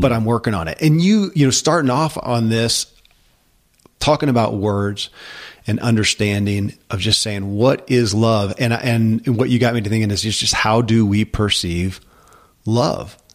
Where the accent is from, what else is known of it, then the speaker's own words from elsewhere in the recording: Kentucky, United States; I grew up in Kentucky